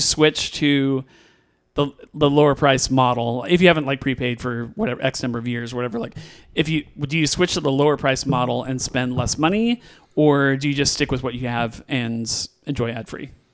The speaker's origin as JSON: {"language": "English", "area": "West Coast", "region": "California", "country": "United States", "tie": "born or raised there", "said": "I grew up in the West Coast"}